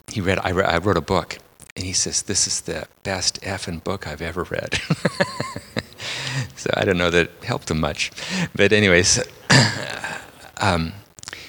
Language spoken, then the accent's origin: English; Port Alberni, British Columbia, Canada; I'm from Port Alberni on Vancouver Island